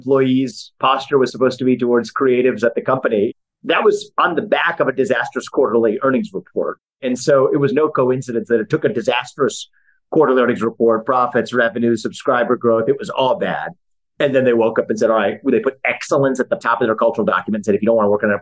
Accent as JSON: {"language": "English", "country": "United States", "said": "as an American"}